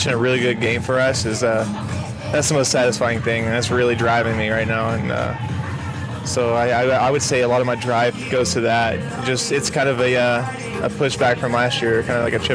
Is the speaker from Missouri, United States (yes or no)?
no; Oklahoma, United States; growing up in Oklahoma